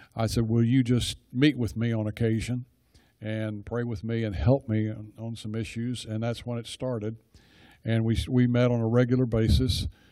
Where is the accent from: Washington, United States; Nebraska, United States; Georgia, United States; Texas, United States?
Texas, United States; Dallas; now in Rockwall, United States; I grew up in Dallas